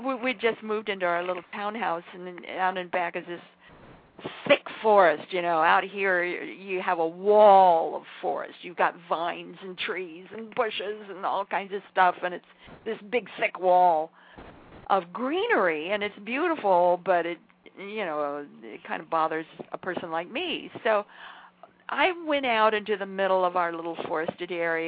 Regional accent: southern Idaho, United States; now in Charlottesville, United States; I come from the reclaimed deserts of southern Idaho.

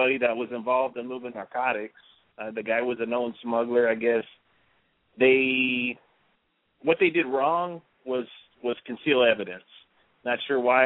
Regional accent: Texas, United States; just as an American, as a Texan

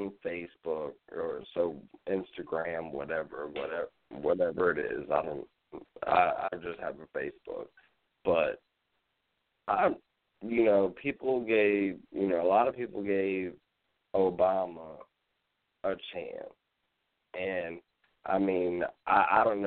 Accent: Virginia, United States; I come from Virginia in a county that was really established before Yorktown, Virginia

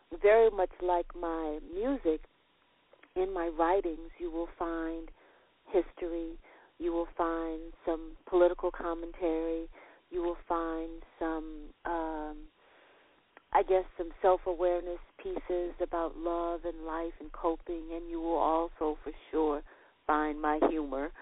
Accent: Nashville, Tennessee, United States; I was born in Nashville, Tennessee

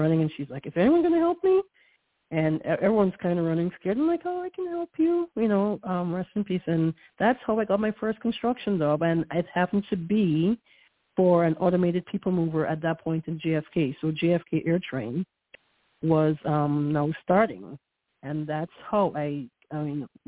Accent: Guyana; also born or lived in New York, United States / Central Florida, United States; now in Florida, United States; I was born in Guyana, South America, which I'm West Indian/Caribbean

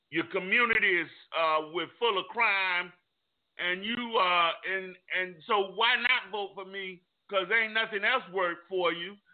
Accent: Richmond Heights, United States; also born or lived in South Carolina State (college); I grew up in Richmond Heights. I moved to Lake Man. I've uh, I've lived in this area all of my life and have never wished to be any other place. Went to college at South Carolina State and returned.

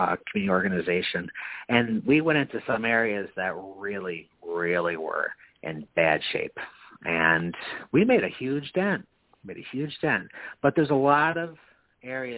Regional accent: Knox, New York, United States; moved away as an adult; now in Albany, United States; I grew up in Knox in rural Albany County

